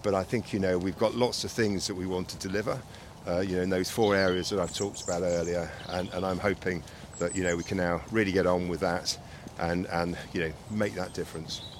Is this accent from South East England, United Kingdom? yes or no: yes; Reading, South East England, United Kingdom; moved away as an adult; also born or lived in London; now in Surrey, United Kingdom; I was brought up, uh, born and bred in Reading.